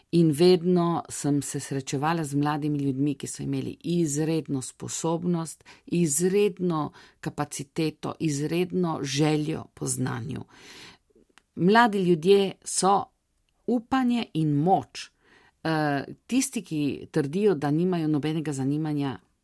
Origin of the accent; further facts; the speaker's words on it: Italy; smo Slovenci tukaj